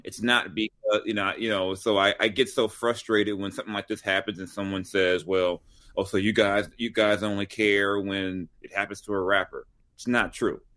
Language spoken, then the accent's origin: English; Long Beach, California, United States; also born or lived in South Central Los Angeles; I grew up in South Central in Long Beach